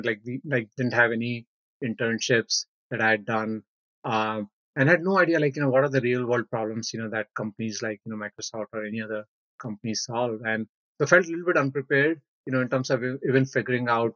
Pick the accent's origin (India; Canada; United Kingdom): India; I was born in India, went to high school in the city, like stayed in that whole city until high school